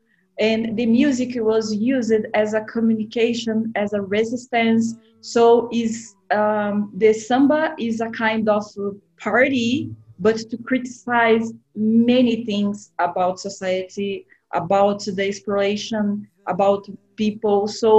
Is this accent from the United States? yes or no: no; South Region, Brazil; English is a second language; moved away as an adult; now in Canada; I am on my hometown now. For a long time, I do not live here. I am here now due to COVID-19. It's a big city where I live, but it's in the south of Brazil.